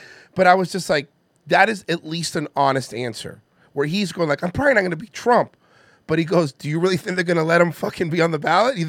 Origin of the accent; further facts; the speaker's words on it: India; Let me tell you. I'm Indian. My parents weren't happy about it.